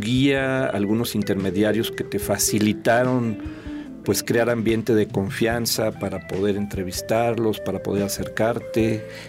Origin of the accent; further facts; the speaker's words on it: Mexico; also born or lived in San Luis Potosí; compartimos como ciudadanos mexicanos, como habitantes del estado de San Luis Potosí